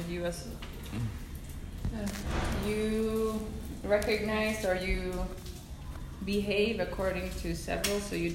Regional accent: Sweden; English is a second language; Come from Sweden, and I've moved around, so I don't necessarily feel Swedish anymore.

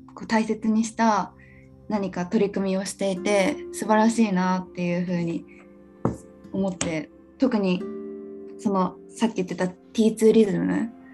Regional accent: Shizuoka, Japan; 私実は静岡県出身

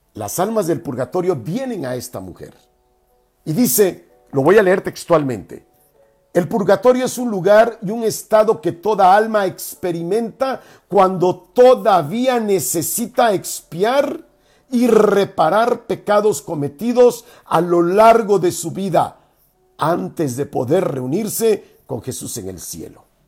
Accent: Mexico; nosotros como mexicanos, latinoamericanos

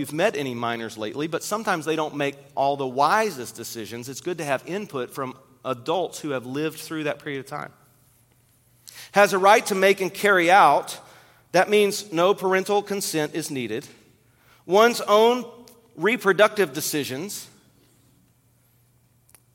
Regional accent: Kentucky, United States; I grew up in Kentucky

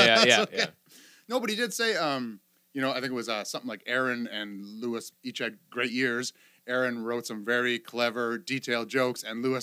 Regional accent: Sault Ste. Marie, Ontario, Canada; now in Ottawa, Canada; my hometown

